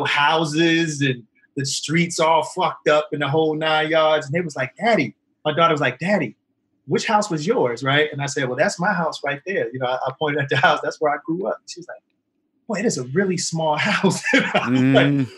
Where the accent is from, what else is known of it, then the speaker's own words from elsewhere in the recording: Philadelphia, Pennsylvania, United States; I came from Southwest Philadelphia. Oh. I live on 59th and Belmar Terrace